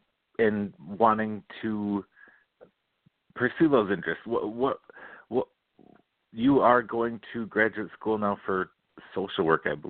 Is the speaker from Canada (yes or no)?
no; Cottage Grove, Minnesota, United States; I grew up in Cottage Grove. I know Woodbury very well.